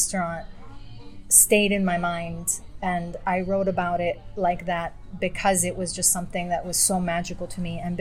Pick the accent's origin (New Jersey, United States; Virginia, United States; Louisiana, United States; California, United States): California, United States; moved away as an adult; now in Rome, Italy; I was growing up in California